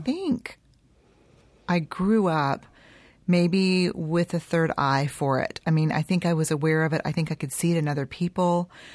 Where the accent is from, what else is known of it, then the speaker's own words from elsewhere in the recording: Houston, Texas, United States; also born or lived in San Antonio; I was born in San Antonio and, um, raised in Houston